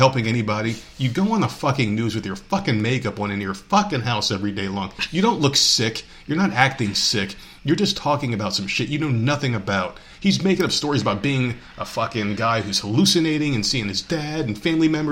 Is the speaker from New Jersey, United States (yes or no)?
yes; New Jersey, United States; my home state